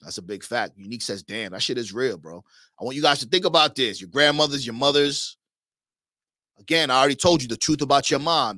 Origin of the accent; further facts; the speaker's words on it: New York, United States; now in Miami, United States; I'm originally from New York